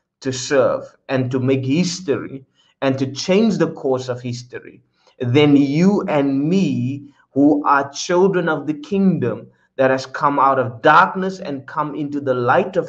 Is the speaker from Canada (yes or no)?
no; South Africa; now in Netherlands; my original nation where I come from, my place of birth, is South Africa